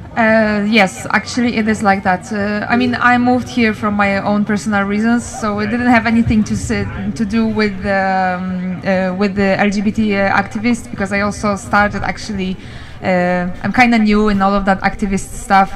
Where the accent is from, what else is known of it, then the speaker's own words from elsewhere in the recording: Poland; moved away as an adult; now in Denmark; I'm from Poland. I live in Denmark three years right now